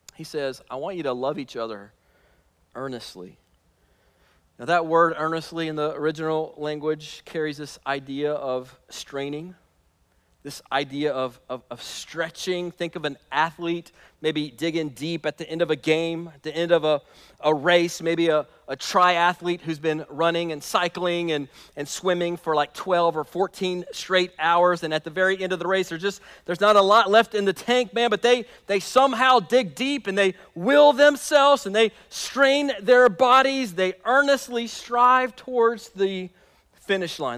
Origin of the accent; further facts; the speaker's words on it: United States; us as American Christians living in the year twenty twenty